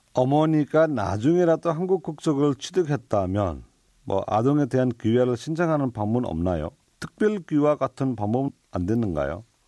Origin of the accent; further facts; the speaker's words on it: Nepal; Korean is a second language; now in South Korea; 저희는 네팔에서 왔습니다